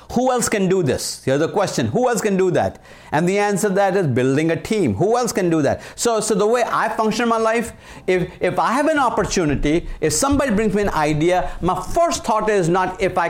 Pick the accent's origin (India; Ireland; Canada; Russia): India; moved away as an adult; now in United States; I was from India, so we spoke British English